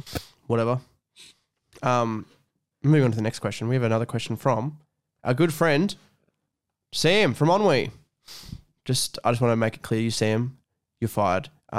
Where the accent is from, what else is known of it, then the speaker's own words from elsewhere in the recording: Mudgee, New South Wales, Australia; Every time I come from Mudgee to Scone, I bring a bottle of water with me and I drink it on the way